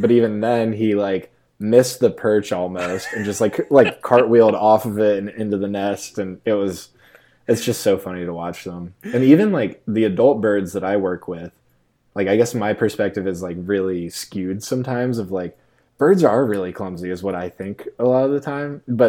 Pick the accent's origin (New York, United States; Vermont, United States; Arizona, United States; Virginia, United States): Virginia, United States; Virginia Beach; And, then I grew up surfing in Virginia Beach too.